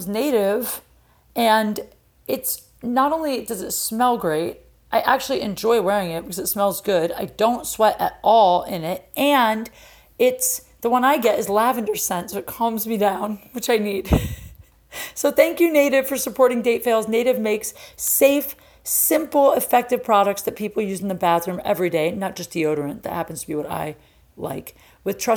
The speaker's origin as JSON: {"language": "English", "region": "Ohio", "country": "United States", "said": "we're both from Ohio"}